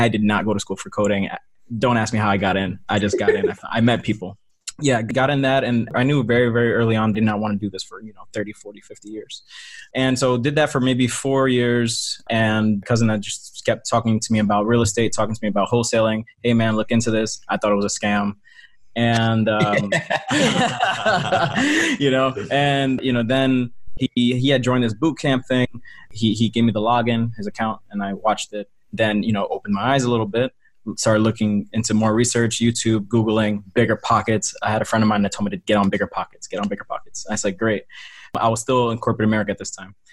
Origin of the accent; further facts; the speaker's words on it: New Jersey, United States; I'm from Jersey as well, man. Shout out to 973